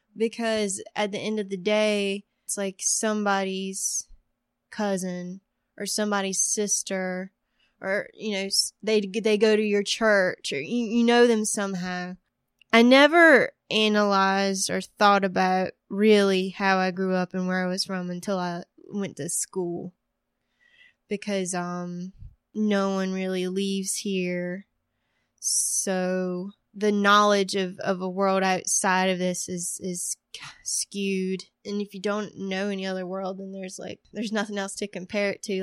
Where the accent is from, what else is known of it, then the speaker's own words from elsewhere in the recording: Woodland, North Carolina, United States; moved away; I'm from Woodland, North Carolina. Okay, so we're on Chestnut Street now, and I grew up on Hemlock Street